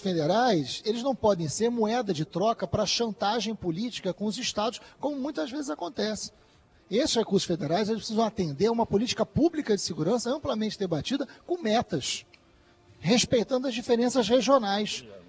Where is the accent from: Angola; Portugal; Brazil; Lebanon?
Brazil; Rio de Janeiro; no Rio de Janeiro, por exemplo, de onde eu venho